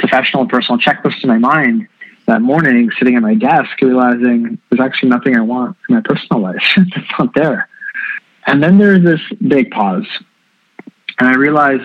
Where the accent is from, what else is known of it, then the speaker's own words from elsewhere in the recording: Canada; born and raised in Canada